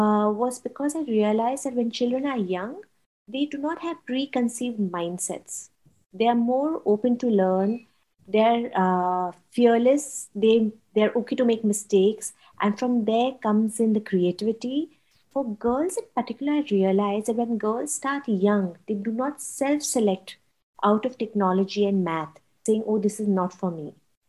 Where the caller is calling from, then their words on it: Mumbai, Maharashtra, India; I'm calling in from Mumbai, India.